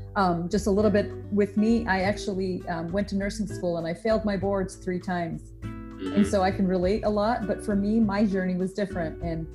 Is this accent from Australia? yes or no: no; India; I'm not Black, I'm Indian, East Indian, from India, which some people don't seem to understand that it's not Indiana, and I'm not Native American